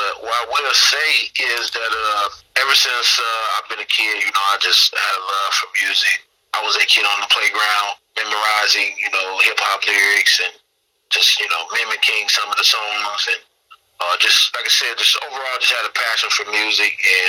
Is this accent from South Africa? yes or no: no; Midwest, United States; Again, I wear my Midwest on my sleeve, letting everybody know where I'm from, and let everybody know what I'm rapping.